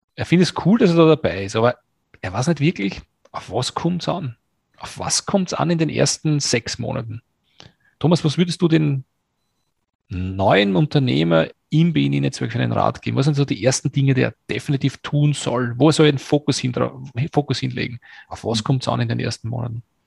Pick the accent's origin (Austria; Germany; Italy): Austria; als Österreicher